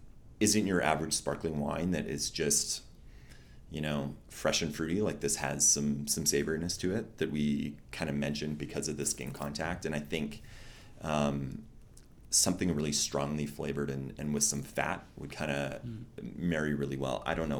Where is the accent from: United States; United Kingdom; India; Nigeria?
United States; West Coast; I'm from the West Coast